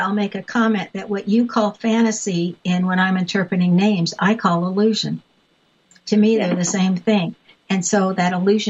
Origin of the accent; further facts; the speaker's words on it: California, United States; moved away; people I grew up with in California.